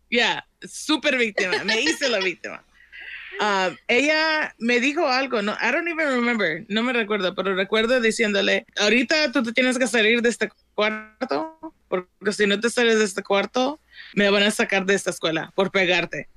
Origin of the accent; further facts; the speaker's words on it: Compton, California, United States; Yo crecí en South Central, en Compton